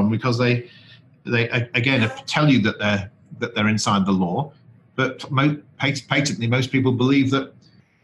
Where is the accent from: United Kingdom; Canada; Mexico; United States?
United Kingdom; the North, the north of England; I'm from the North